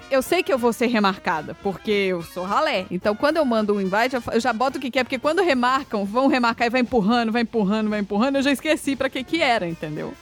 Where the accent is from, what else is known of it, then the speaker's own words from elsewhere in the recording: Brazil; now in United States; nós dois somos brasileiros